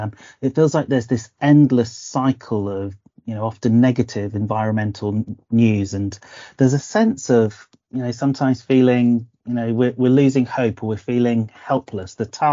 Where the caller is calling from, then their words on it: Oxford, South East England, United Kingdom; I'm joining you from a slightly overcast Oxford.